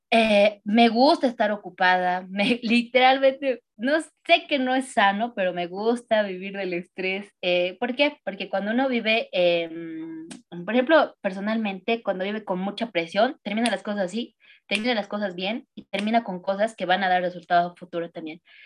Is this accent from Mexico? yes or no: no; Bolivia; yo amo demasiado mi Bolivia, eh, soy muy, muy boliviana